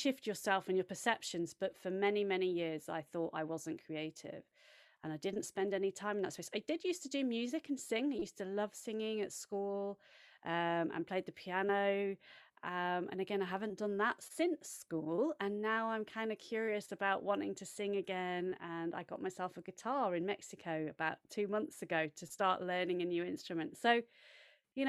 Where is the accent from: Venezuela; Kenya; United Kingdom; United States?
United Kingdom; central England; accent: English; I have an English accent, and I grew up in central England with my brother and sister